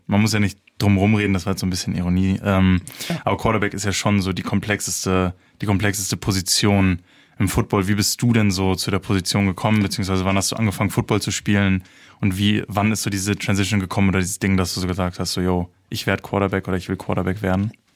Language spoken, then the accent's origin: German; Berlin, Germany; ich komme aus Berlin